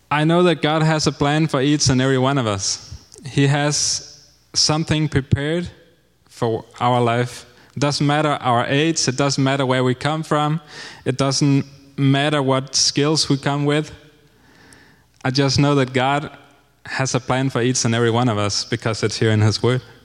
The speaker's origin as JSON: {"language": "English", "country": "Denmark", "moved": "as an adult", "lives_now": "Honduras", "said": "I'm 30 years old and I'm from Denmark"}